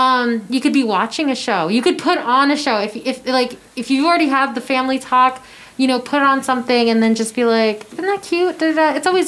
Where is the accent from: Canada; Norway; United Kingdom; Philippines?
Philippines; Because we're both fluent in Tagalog, because we're both Filipino.